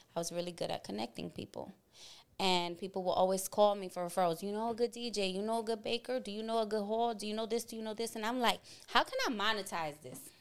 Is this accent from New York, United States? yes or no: yes; New York City, New York, United States; born and raised in Boogie Down, Bronx, New York